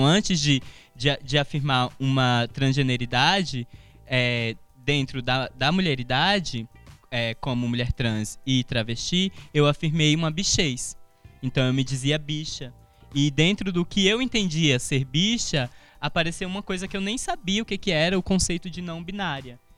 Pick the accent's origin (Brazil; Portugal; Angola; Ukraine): Brazil; Alagoas; accent: Alagoan; Então, primeiro eu tive que performar uma, uma, um, um sotaque não alagoano né? Porque eu não posso dizer que era um sotaque brasiliense, mas era um sotaque não alagoano para me encaixar nos grupos.